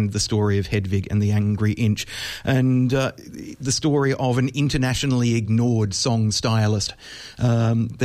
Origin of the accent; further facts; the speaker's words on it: Australia; as an Australian